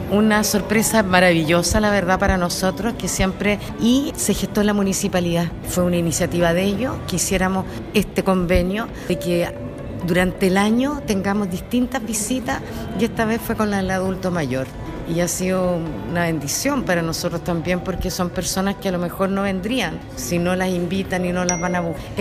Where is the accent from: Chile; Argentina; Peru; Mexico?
Chile; Los Lagos; Primera vez que ingreso a Calmam, soy chilota.